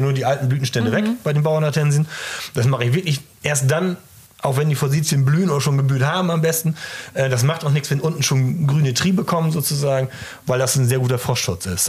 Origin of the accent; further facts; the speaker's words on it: East Frisia, Lower Saxony, Germany; ich komme ja aus Ostfriesland